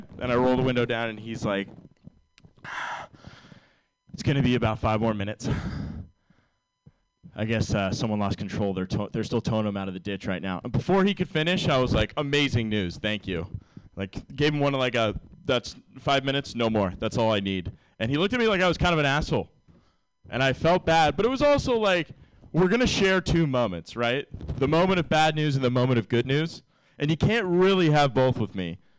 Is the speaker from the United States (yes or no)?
no; Ireland; And I'm Irish, so I like hide more weight than you think.